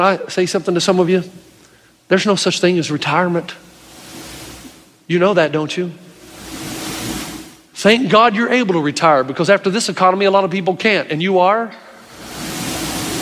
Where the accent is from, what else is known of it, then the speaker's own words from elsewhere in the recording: East Tennessee, United States; growing up in East Tennessee